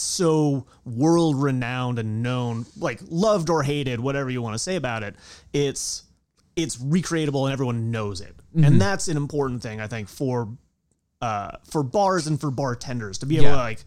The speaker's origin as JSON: {"language": "English", "area": "the Hamptons, Eastern Long Island", "region": "New York", "country": "United States", "tie": "born or raised there", "said": "I grew up out in the Hamptons, like way out on Eastern Long Island."}